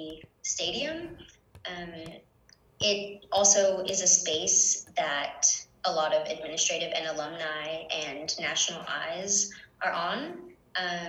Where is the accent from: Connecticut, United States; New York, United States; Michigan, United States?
Connecticut, United States; Hartford; also born or lived in Puerto Rico; I'm from Puerto Rico and grew up mostly in the Hartford area